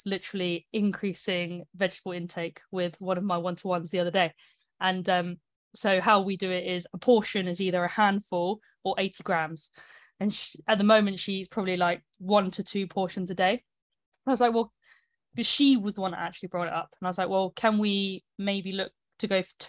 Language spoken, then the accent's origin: English; United Kingdom; I'm British